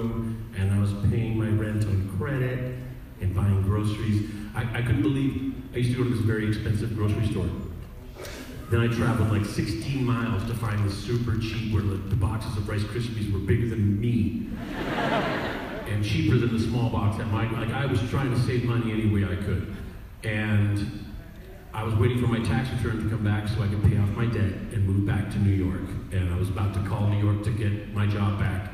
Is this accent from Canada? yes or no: yes; Canada; being Canadian